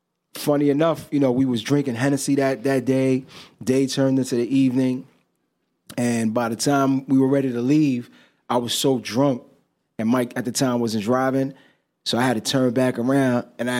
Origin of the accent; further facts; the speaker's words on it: Dominican Republic; my mom, you know, we're from the Dominican Republic. My mom was from there, my father. So she mostly speaks Spanish.